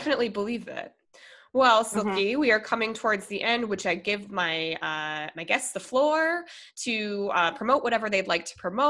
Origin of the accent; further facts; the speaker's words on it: Colorado, United States; moved away as an adult; also born or lived in Minnesota; I'm from Colorado. I was born in Minnesota, moved to Colorado when I was 10, moved here last April